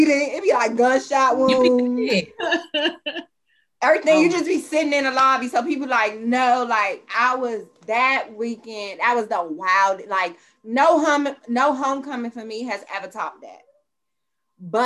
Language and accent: English; Los Angeles, California, United States; moved away as an adult; also born or lived in Washington, D.C.; I'm originally from Los Angeles.